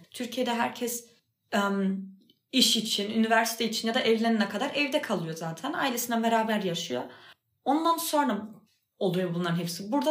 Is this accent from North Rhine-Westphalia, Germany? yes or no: no; Berlin, Germany; Yani ben mesela ben Berlin'de doğdum büyüdüm. Berlin benim memleketim.